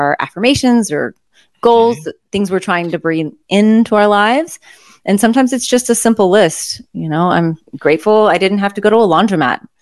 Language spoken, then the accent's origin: English; Louisiana, United States; I'm from Louisiana